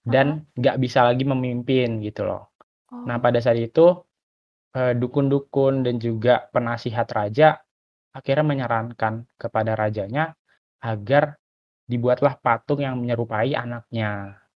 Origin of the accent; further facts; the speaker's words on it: Balige, North Sumatra, Indonesia; itu pas Natal aku tuh liburan ke kampung aku yaitu ada di uh, eh, Balige. Jadi Balige itu adalah kecamatan di Kabupaten Toba.